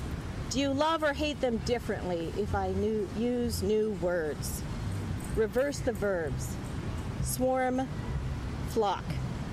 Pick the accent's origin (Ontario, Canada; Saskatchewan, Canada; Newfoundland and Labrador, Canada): Saskatchewan, Canada; because I'm from Saskatchewan, I have several poems with mosquitoes in them.